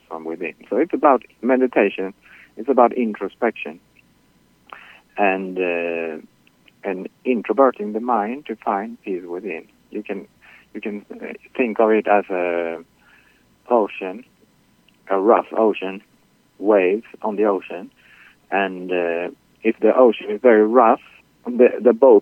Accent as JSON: {"language": "English", "country": "Sweden", "moved": "yes", "lives_now": "Queens, New York, United States", "said": "Originally, I'm from Sweden."}